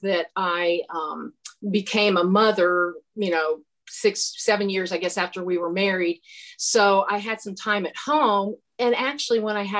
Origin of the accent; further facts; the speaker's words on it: Lima, Ohio, United States; moved away; I'm from Lima, Ohio, which is halfway between Dayton and Toledo. So I grew up a Buckeye